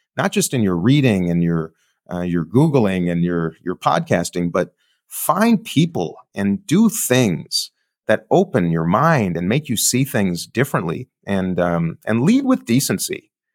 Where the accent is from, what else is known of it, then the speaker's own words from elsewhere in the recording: Minneapolis, Minnesota, United States; I'm coming from Minneapolis, where George Floyd was murdered